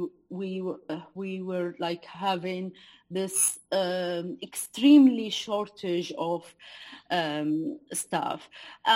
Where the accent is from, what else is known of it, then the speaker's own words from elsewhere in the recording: Douma, Rif Dimashq, Syria; moved away as an adult; I was working in my hometown, town Douma. It's a city in Eastern Ghouta.